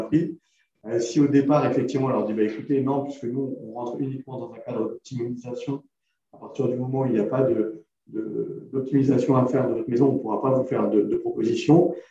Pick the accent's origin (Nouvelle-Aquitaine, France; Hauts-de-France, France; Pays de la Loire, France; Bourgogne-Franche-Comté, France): Hauts-de-France, France; Creil; J'ai grandi à Creil, dans l'Oise